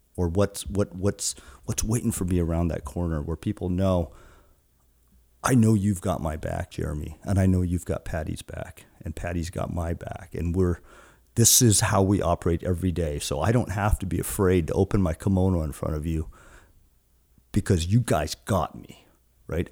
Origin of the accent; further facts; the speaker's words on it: Guam; now in Seattle, United States; I'm from Guam, born and raised in Guam, an island that's about almost six thousand miles from here in the Seattle area